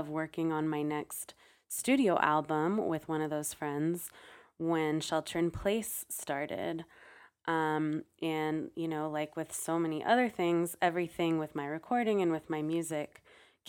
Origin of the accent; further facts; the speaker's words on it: San Francisco, California, United States; born and raised in San Francisco, and I'm still living here